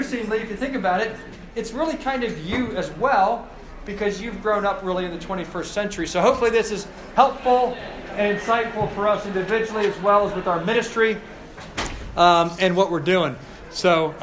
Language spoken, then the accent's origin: English; Cincinnati, Ohio, United States; now in Charlottesville, United States; I grew up in Cincinnati